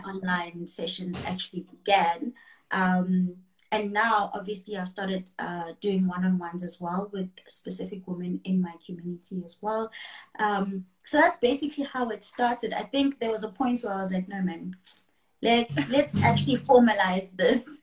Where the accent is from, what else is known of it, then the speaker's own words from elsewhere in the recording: KwaZulu-Natal, South Africa; I am from KwaZulu Natal in South Africa, uh, born and raised in KwaZulu Natal, always been here